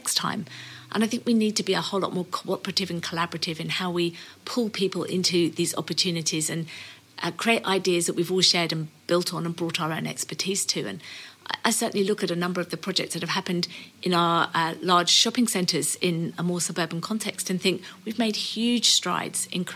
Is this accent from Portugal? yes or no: no; United Kingdom; now in Australia; being British